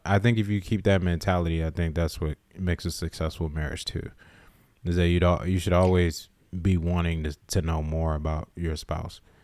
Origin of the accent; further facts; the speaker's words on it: Summerville, South Carolina, United States; I grew up in Somerville, South Carolina.